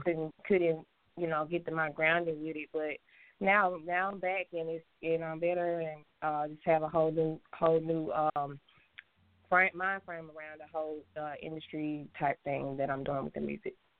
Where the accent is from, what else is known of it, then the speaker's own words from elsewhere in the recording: Memphis, Tennessee, United States; moved away as an adult; also born or lived in Georgia / Atlanta, Georgia; I'm actually born in Georgia, uh, raised in Memphis, Tennessee